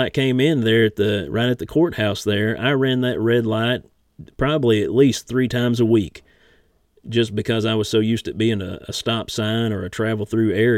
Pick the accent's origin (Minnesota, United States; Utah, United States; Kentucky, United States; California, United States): Kentucky, United States; Inez; moved away; I'm from Turkey Creek over there